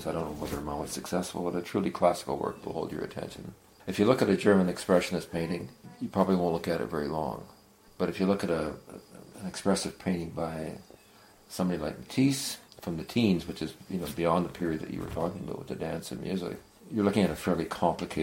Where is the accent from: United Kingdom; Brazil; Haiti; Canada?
Canada; also born or lived in Iowa; as a Canadian